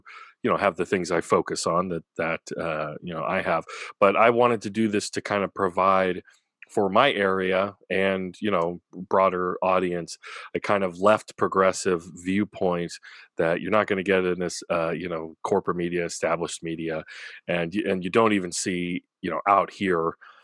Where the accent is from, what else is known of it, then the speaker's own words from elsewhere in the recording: Orcutt, California, United States; also born or lived in Santa Maria, California; I grew up here in Orchid, Santa Maria